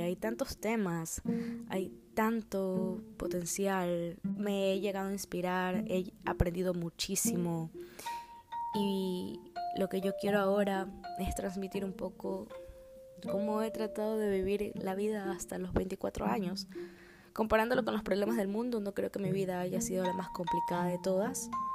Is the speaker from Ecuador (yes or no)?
yes; Guayaquil, Guayas, Ecuador; now in Chicago, United States; resido actualmente en la ciudad de Chicago, en Estados Unidos, pero soy originaria de Guayaquil, Ecuador